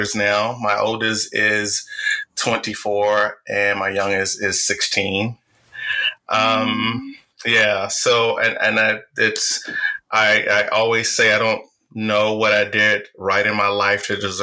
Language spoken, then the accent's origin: English; Richmond, Virginia, United States; accent: Southern drawl; I was born and raised in Richmond, Virginia to a single mother